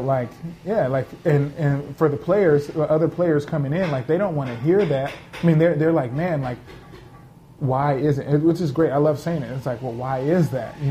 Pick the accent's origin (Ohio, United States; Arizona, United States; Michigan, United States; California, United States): California, United States; Los Angeles; I grew up in South Central Los Angeles, which is considered a food desert